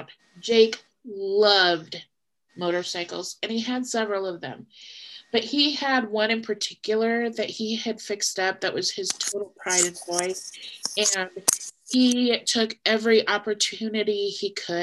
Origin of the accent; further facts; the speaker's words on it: Nebraska, United States; I'm from Nebraska.